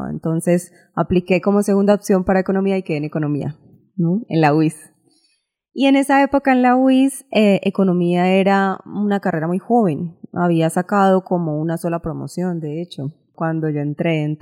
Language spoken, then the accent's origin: Spanish; Bucaramanga, Santander, Colombia; moved away as an adult; also born or lived in Bogotá / Boston; cuando estaba en Bucaramanga